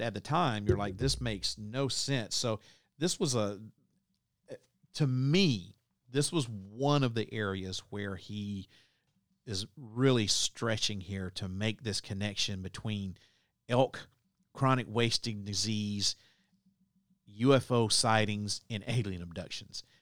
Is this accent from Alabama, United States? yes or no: yes; Southeast Alabama, United States; I grew up in Southeast Alabama